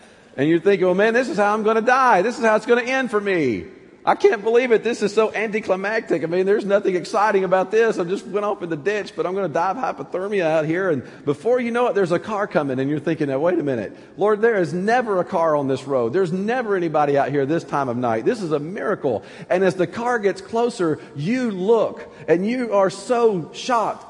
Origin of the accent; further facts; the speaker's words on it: Anniston, Alabama, United States; now in Pittsburgh, United States; growing up in North Alabama